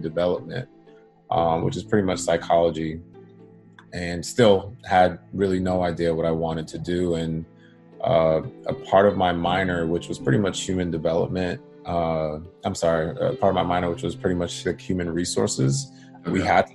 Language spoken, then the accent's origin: English; Boston, Massachusetts, United States; moved away as an adult; now in Los Angeles, United States; born and raised in Boston. My family is from Jamaica, first generation. And I live in LA now